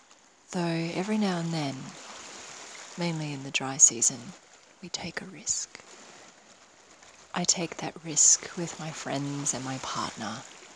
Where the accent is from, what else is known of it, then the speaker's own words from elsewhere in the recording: Darwin, Northern Territory, Australia; also born or lived in Brisbane / Ulaanbaatar, Mongolia; Saturdays in Darwin, my hometown, they really are a special thing. I'm coming to you from a particularly cool September morning in Darwin